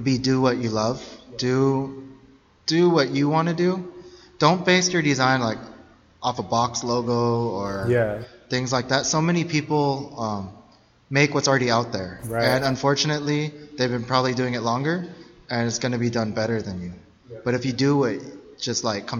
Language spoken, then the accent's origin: English; Chula Vista, California, United States; I'm from Chula Vista, born and raised